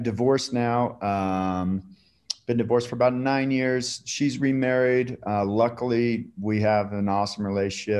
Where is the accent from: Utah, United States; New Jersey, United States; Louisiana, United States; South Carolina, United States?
Utah, United States; Salt Lake City; also born or lived in Eden, Utah; born and raised in Salt Lake